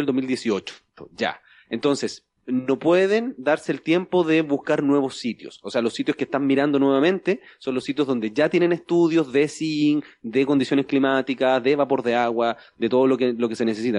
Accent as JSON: {"language": "Spanish", "country": "Chile", "said": "porque soy chileno"}